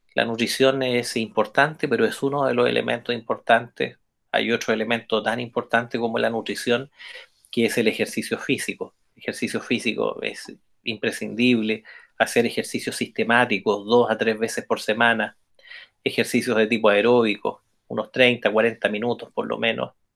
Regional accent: Chile; como buenos chilenos y chilenas

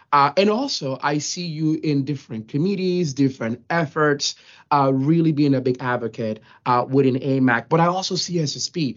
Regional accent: Dominican Republic; moved away; also born or lived in New York; I was born and raised in the Dominican Republic

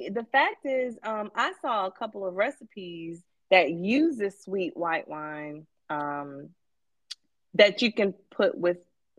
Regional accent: Fayetteville, North Carolina, United States; now in Indianapolis, United States; So I grew up in Fayetteville and then went to school in Greensboro, which is about an hour and a half away from Fayetteville.

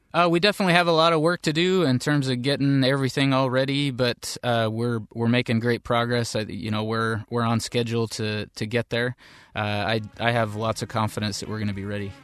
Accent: Seattle area, Washington, United States; I grew up in the Seattle area

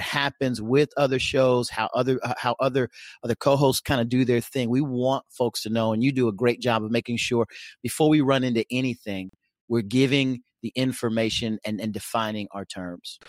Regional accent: Oklahoma, United States; now in Nebraska, United States; though I live in Nebraska, I come, I hail from Oklahoma

